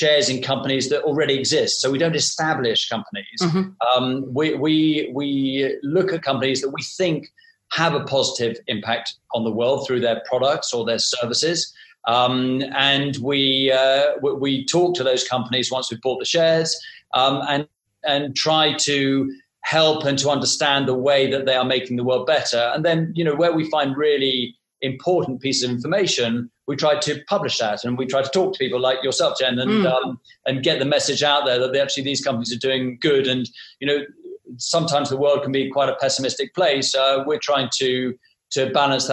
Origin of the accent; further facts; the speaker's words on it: United Kingdom; now in London, United Kingdom; us being British and based in London